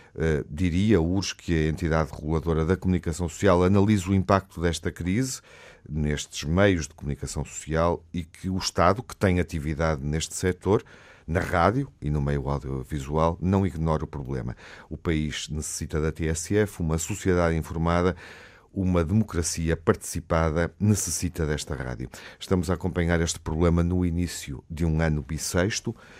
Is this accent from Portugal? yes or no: yes; Porto, Norte, Portugal; crescendo no Porto